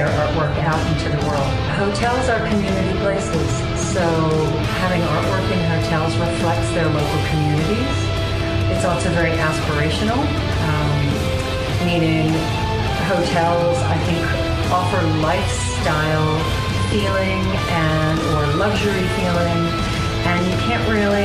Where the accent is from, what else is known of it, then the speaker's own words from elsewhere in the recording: Westchester County, New York, United States; I was raised in Westchester County, outside of New York City